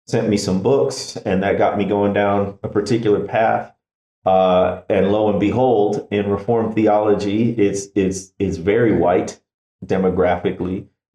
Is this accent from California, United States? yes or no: no; Chicago, Illinois, United States; I grew up in the Midwest in the Chicago area.